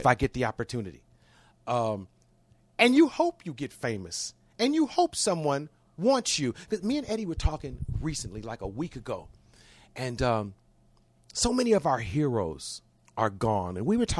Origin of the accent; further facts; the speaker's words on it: Cleveland, Ohio, United States; moved away as an adult; also born or lived in Los Angeles; Because I'm from Cleveland.